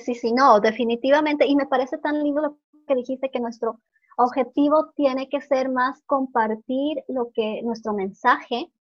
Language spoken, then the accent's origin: Spanish; Ecuador; moved away; also born or lived in Norway; yo soy ecuatoriana, ¿no? Y vivía en Noruega. Retorné al Ecuador hace dos meses